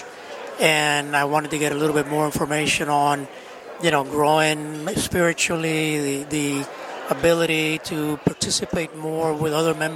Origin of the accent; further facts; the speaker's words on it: Cuba; now in Miami, United States; Here from Miami. From originally from Cuba